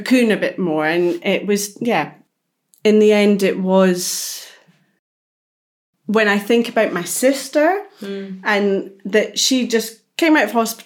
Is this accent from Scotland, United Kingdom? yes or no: yes; Scotland, United Kingdom; being from the same area of Scotland